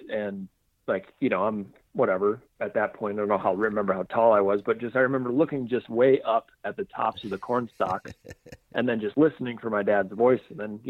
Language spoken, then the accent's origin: English; Sioux Falls, South Dakota, United States; So I was born originally in Aberdeen, South Dakota. And then I was super young, and we actually moved to Sioux Falls. So I grew up in Sioux Falls, South Dakota, the very southeast corner.